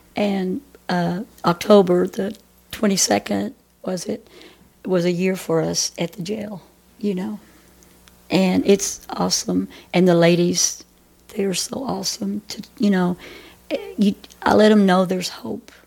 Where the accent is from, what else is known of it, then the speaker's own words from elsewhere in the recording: Athens, Texas, United States; also born or lived in Grand Prairie, Texas; now in Murchison, United States; I was raised down here in Athens